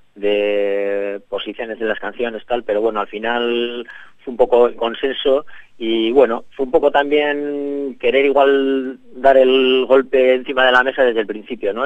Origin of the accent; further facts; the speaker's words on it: Bilbao, Basque Country, Spain; somos una banda de Bilbao